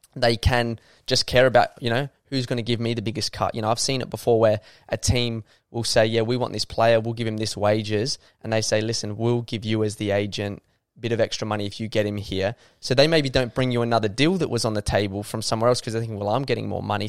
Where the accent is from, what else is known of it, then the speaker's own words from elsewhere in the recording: Adelaide, South Australia, Australia; I love it here. I was captain of the club. This is my hometown